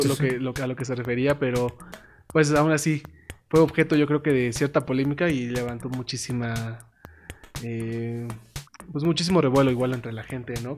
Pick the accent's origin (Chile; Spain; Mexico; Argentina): Mexico; somos mexicanos